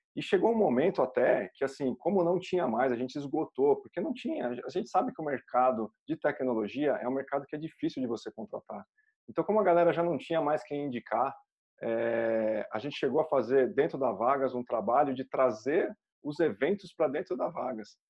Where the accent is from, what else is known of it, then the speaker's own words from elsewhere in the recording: Brazil; como cidadãos, como brasileiros